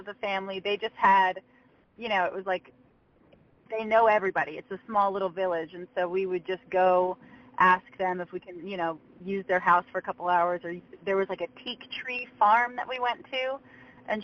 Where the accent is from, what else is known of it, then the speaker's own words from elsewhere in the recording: just south of Atlanta, Georgia, United States; So just south of Atlanta